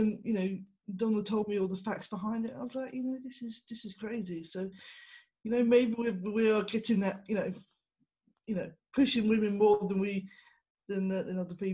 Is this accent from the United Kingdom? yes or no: yes; United Kingdom; accent: English; now in Spain; originally from the UK